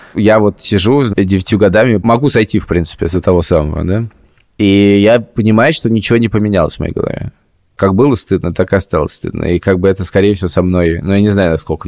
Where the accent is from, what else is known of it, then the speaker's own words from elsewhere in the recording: Russia; moved away; я из России.